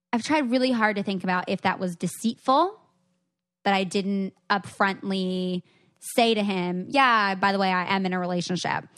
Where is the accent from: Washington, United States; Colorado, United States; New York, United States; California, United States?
Washington, United States; Seattle; I'm from Seattle.